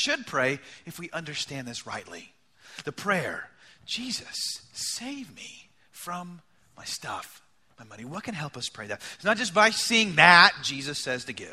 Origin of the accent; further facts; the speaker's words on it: United States; as American people